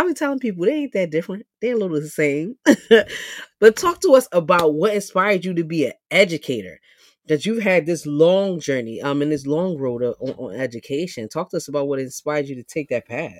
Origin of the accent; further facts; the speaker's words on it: New York City, New York, United States; moved away as an adult; now in Philadelphia, United States; South Bronx, born and raised